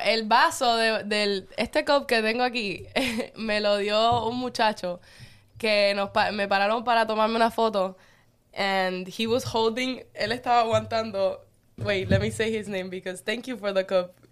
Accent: Cuba; moved away; yo pueda volver a pisar Cuba

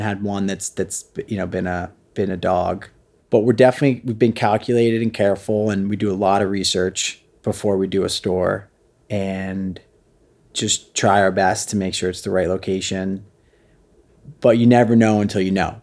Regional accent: Jersey Shore, New Jersey, United States; also born or lived in Brooklyn, New York; we lived down in my hometown on the Jersey Shore

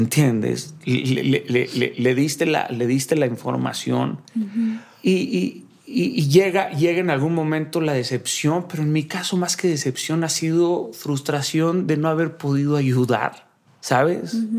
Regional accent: Mazatlán, Sinaloa, Mexico; yo soy de Mazatlán, Sinaloa

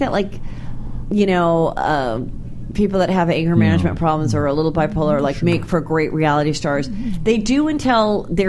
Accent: San Fernando Valley, California, United States; Born and raised in the Valley myself, so I appreciate his Reseda roots.

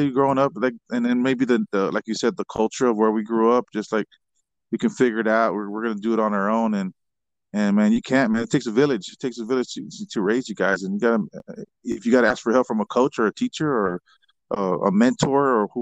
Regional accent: San Antonio, Texas, United States; moved away as an adult; also born or lived in Kansas; growing up in San Antonio back then, it seemed, I mean, I kind of still think it feels like a small town atmosphere here.

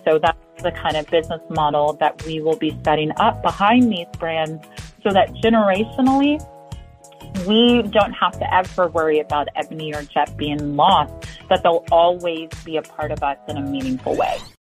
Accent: Louisville, Kentucky, United States; I grew up in Louisville, Kentucky.

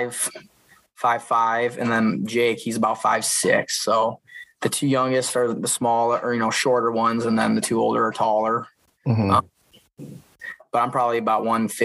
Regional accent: Epworth, Iowa, United States; also born or lived in Dubuque, Iowa; So just growing up in Dubuque, my dad had a little tumbling mat, and he'd have, you know, me and the brothers wrestle out in the living room on the mat. And then when we moved out to Epworth in the country

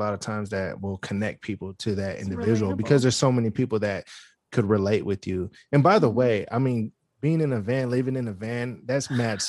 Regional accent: Bay Area, California, United States; I'm from the Bay Area, right?

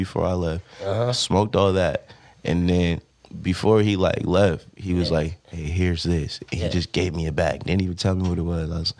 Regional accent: Stockton, California, United States; I'm from everywhere, but I grew up in Stockton.

